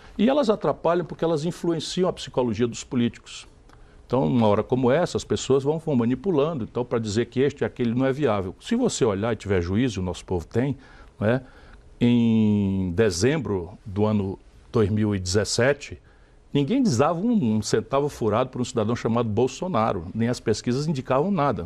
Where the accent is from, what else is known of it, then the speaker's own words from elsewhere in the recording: Sobral, Ceará, Brazil; moved away; also born or lived in São Paulo; nasci em São Paulo, filho de mãe paulista é. e pai cearense. Fui criado em Sobral, no interior do Ceará